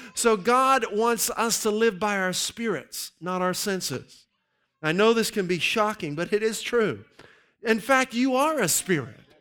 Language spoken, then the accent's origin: English; Pittsburgh, Pennsylvania, United States; I grew up in the Pittsburgh area